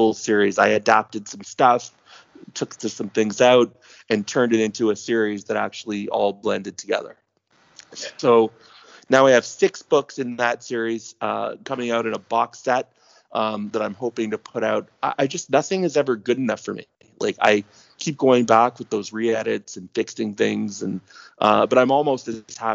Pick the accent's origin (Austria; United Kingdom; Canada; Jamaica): Canada; Toronto, Ontario; takes place in my hometown, and all the stuff I talk about are legit Toronto locations